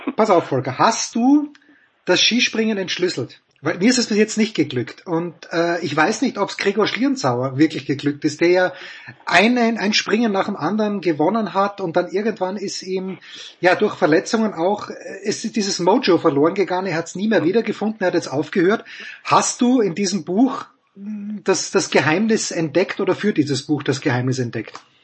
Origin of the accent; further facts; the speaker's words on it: Austria; Als Österreicher